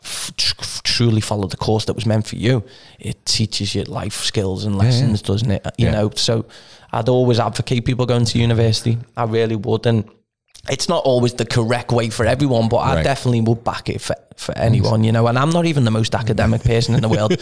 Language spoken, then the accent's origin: English; the Wirral, North West England, United Kingdom; So am I.